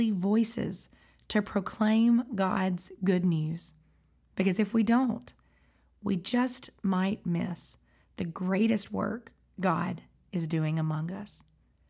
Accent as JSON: {"language": "English", "town": "Sylacauga", "region": "Alabama", "country": "United States", "tie": "born or raised there", "lives_now": "Huntsville, United States", "said": "I grew up in Sylacauga, Alabama"}